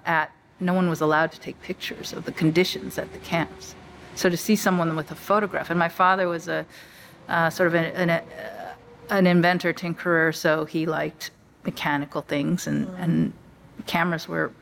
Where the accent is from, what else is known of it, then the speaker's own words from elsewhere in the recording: Los Angeles, California, United States; I was born in Los Angeles.